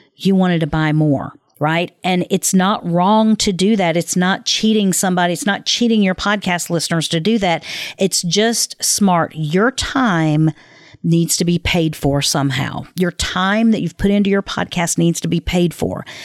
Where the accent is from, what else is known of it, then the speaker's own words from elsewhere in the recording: the South, United States; I was raised in the South